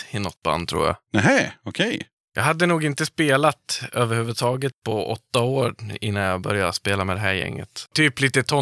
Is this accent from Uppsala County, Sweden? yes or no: no; Dalarna County, Sweden; moved away; Jag kan ju inte östgötska. Nej. Jag, jag är från Dalarna.